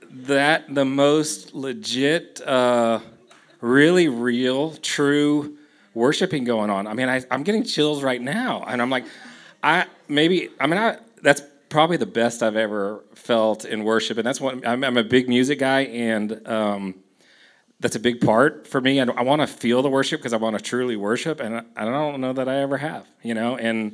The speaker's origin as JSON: {"language": "English", "town": "Houston", "region": "Texas", "country": "United States", "tie": "born or raised there", "said": "You know, I grew up in Houston."}